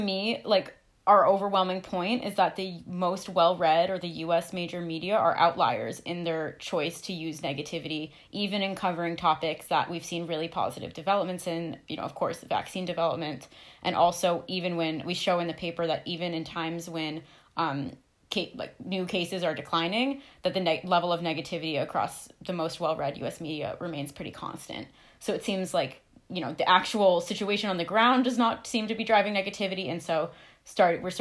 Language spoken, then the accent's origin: English; Hanover, New Hampshire, United States; also born or lived in Providence; I'm from Hanover originally. I'm actually in Hanover right now